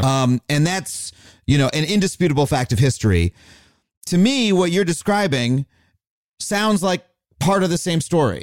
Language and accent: English; Long Island, New York, United States; growing up on Long Island, there was one black kid in my whole school